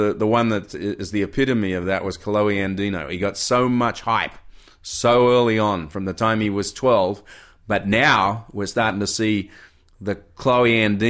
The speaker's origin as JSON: {"language": "English", "town": "Kirra", "region": "Queensland", "country": "Australia", "said": "I came from Superbank, Kira, small wave upbringing, 4 to 6 feet, and yet I went to Hawaii."}